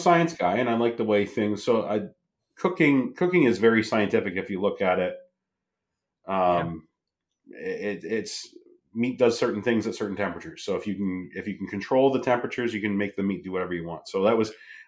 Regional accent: Ontario, Canada; I'm Canadian.

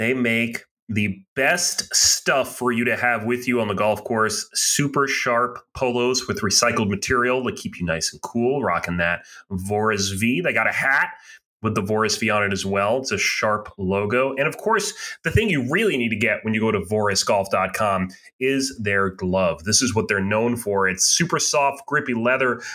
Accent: Boston, Massachusetts, United States; we're from the Boston area, you much more so than me.

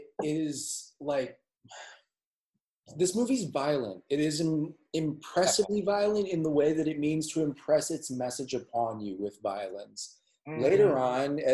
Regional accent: Minneapolis, Minnesota, United States; I was born and raised in Minneapolis

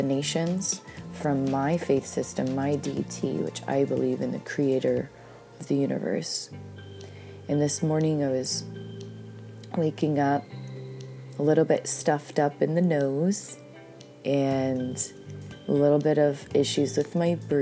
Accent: Pacific Northwest, Washington, United States; I grew up in the Pacific Northwest

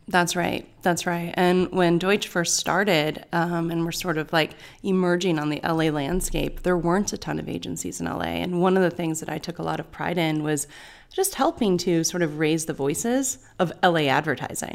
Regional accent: Bay Area, California, United States; now in Los Angeles, United States; I was born in the Bay Area

